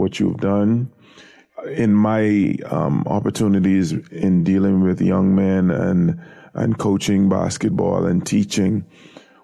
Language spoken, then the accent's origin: English; Nassau, New Providence, Bahamas; I grew up in an area on Harold Road, which is now called Tonic Williams Darling Highway. But my immediate neighborhood was the surrounding areas of Yellow Elder